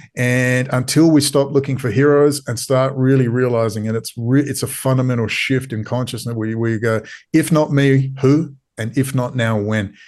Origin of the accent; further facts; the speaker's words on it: Perth, Western Australia, Australia; I am from Perth.